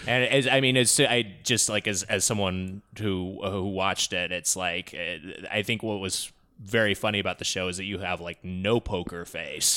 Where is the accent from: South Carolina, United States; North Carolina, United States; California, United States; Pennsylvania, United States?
California, United States; Southern; I grew up in Southern California. I never left